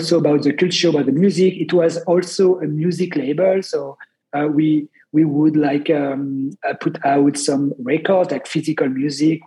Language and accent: English; Grenoble, Auvergne-Rhône-Alpes, France; I'm from the Alps, Grenoble, which is like not a small town, but like, you know, 500,000 people live in Grenoble. But it's a nice city surrounded by mountains. So I grew up with like the culture of like the outdoors culture